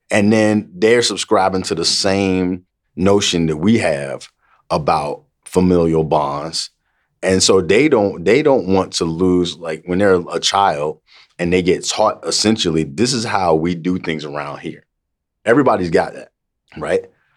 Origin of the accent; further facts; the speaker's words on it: the South, United States; we come from the South